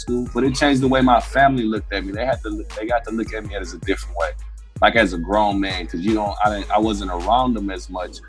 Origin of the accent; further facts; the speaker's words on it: Lafayette, Louisiana, United States; moved away; also born or lived in California; I was straight out of Louisiana. I mean, straight out of Lafayette. Lafayette people talk bad